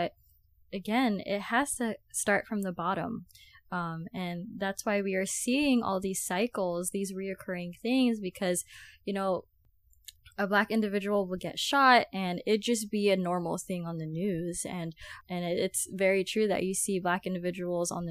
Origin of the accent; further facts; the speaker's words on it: Philippines; for me, being Filipino, uh, I do believe that we can do better as a Filipino community